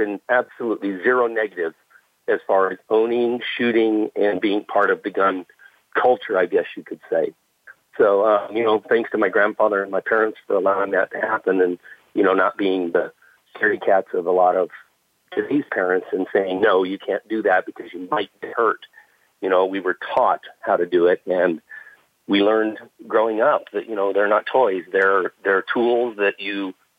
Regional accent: San Bernardino, California, United States; I grew up in Southern California in the San Bernardino area

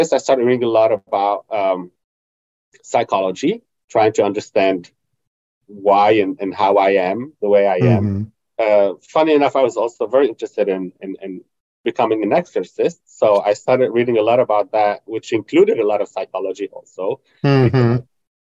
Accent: North Governorate, Lebanon; Growing up in Lebanon, and I grew up in north of the country in a small conservative Christian Catholic town

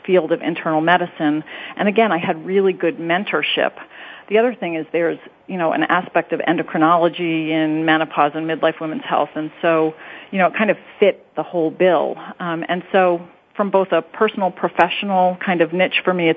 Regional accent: Long Island, New York, United States; moved away as an adult; also born or lived in Chicago, Illinois; now in Cincinnati, United States; East Coast trained, New York, Long Island girl coming to the Midwest

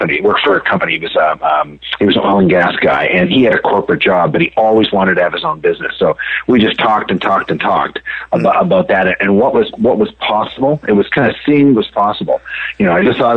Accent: Canada; now in United States; I grew up in Canada

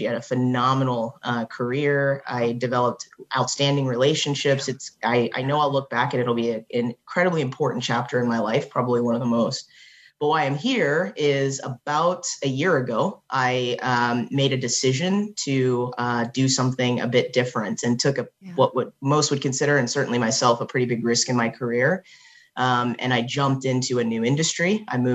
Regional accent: Texas, United States; moved away as an adult; also born or lived in Ohio / Cincinnati, Ohio; I was born in Ohio, but raised in Texas.

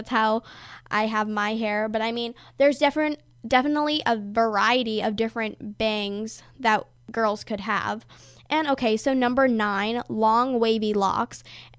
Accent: California, United States; I was actually born in California, so I'm, in fact, a California girl. I mean, I love it there. It's my home state

